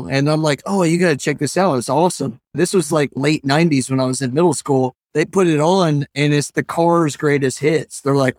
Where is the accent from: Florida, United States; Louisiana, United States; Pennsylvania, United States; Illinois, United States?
Louisiana, United States; New Orleans; also born or lived in Groton; I was actually born in Connecticut on the naval base up in Groton. My dad was in the Navy. But right after he got out, we moved to New Orleans.